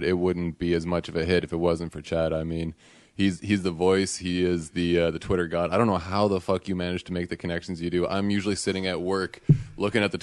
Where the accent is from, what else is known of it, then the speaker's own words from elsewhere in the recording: Canada; I'm Canadian.